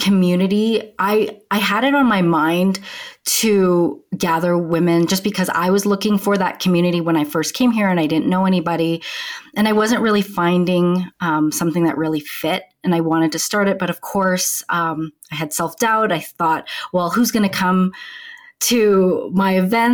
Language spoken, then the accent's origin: English; Canada; moved away as an adult; now in Denver, United States; I'm originally from Canada